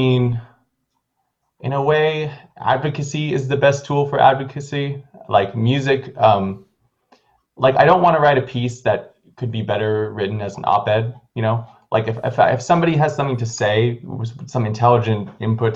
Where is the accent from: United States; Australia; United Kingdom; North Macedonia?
United States; California; I am originally from California.